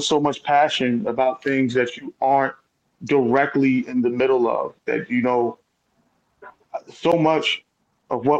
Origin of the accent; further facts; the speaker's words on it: Newark, New Jersey, United States; also born or lived in Essex County, New Jersey; born in Newark, New Jersey, at Israel Hospital, grew up all over Essex County, lived pretty much every northern city in the state